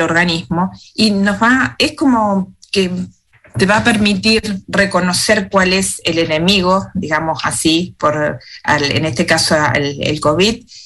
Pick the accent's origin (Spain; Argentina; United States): Argentina; moved away as an adult; now in Wellington, New Zealand; en mi país también, en, Argentina